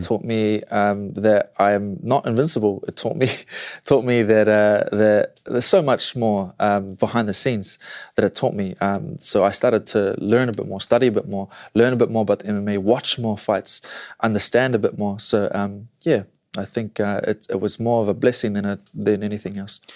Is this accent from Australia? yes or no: no; New Zealand; where I am from New Zealand, New Zealand.